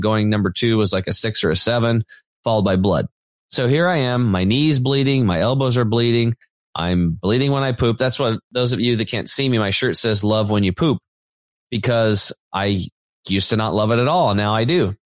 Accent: Eastern Oregon, United States; I grew up on Eastern Oregon on a farm, kind of a redneck background

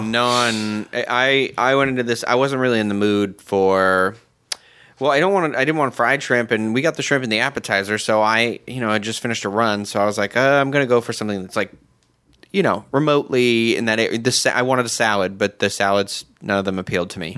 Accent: Massachusetts, United States; I'm from Massachusetts, so, you know, right on the water, we have seafood everywhere

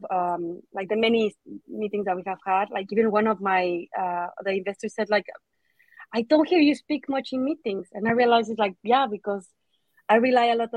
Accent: Mexico; moved away as an adult; also born or lived in Manchester, United Kingdom; now in United Kingdom; I'm originally from Mexico

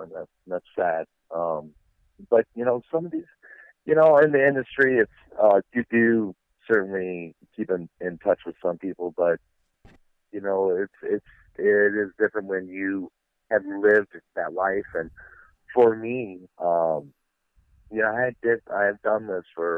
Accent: Midwest, United States; I'm a kid from the Midwest that didn't know shit, didn't have anything

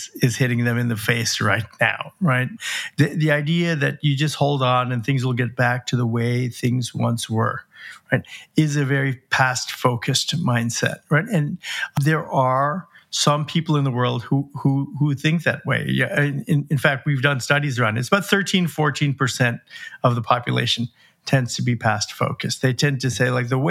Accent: United States; my parents were from India, but I was born in the United States and I'd never been there before

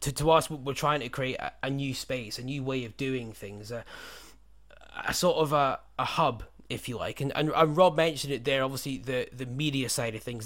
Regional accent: United Kingdom; in the U K where I was growing up

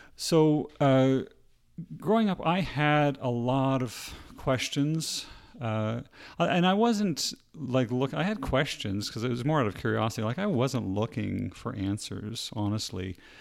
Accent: Nova Scotia, Canada; I was, uh, born and raised in Canada and, uh, specifically in the province of Nova Scotia, which is on the very east coast

